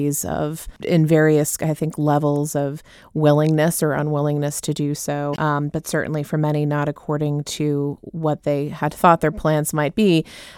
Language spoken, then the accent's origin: English; Southern California, United States; moved away as an adult; now in Washington, D.C., United States; growing up in Southern California, I started taking Spanish in public schools in seventh grade.